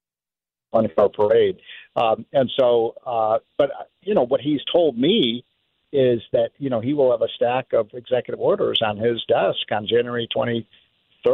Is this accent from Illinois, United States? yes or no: yes; Chicago, Illinois, United States; I'm from Chicago